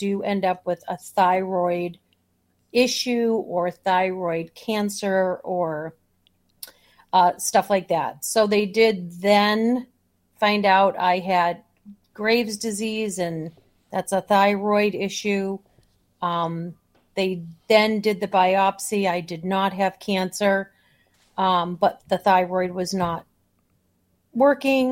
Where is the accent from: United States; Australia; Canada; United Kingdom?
United States; Boston, Massachusetts; also born or lived in Chicagoland, Illinois; now in Chicago, United States; I was born and brought up in Boston